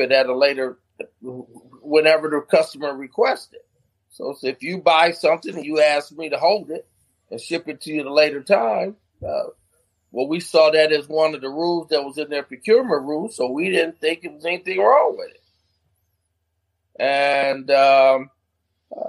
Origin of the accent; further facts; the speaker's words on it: Flint, Michigan, United States; moved away as an adult; now in DMV area, United States; I'm from Flint